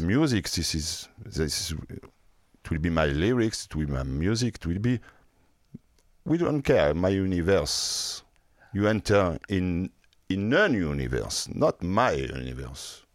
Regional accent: France; accent: French; English is a second language; also born or lived in Marseille; with a French accent

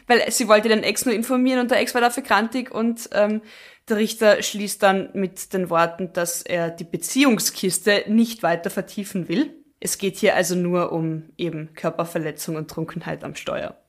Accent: Austria; bei uns in Österreich

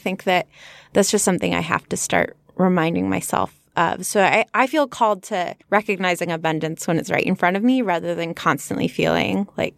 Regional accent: United Kingdom; I am British. I say things like herb, aluminium, and laboratory.

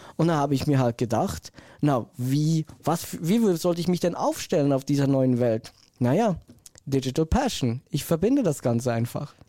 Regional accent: Switzerland; ich komme ja aus der Schweiz

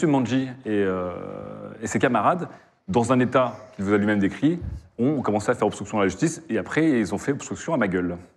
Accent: Quebec, Canada; Je vous rappelle que je suis québécois, une caricature de québécois.

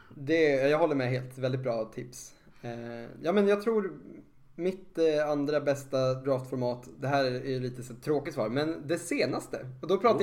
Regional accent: Sweden; som svensk och känner att nu är det vårat arv

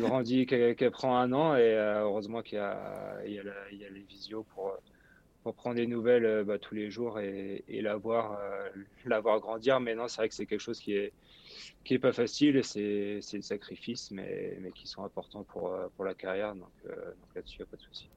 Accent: Brittany, France; chez moi en Bretagne

